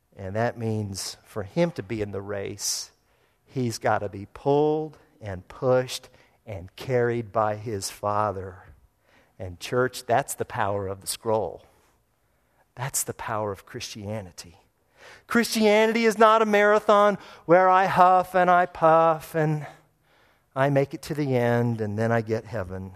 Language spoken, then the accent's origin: English; United States; I'm an American